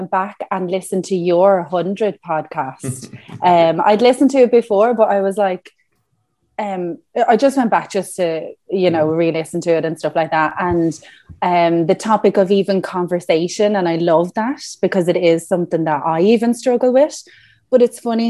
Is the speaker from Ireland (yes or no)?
yes; Woodenbridge, Leinster, Ireland; now in Greystones, Ireland; I grew up in an even smaller location. I'm actually really country. So my address will be the Wooden Bridge, which is a shop, a pub, and hills. And I suppose my nearest town then was Arklow, where I went to school